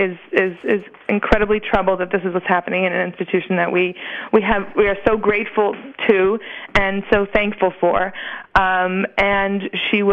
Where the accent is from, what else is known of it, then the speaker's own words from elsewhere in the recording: United States; we as American Jews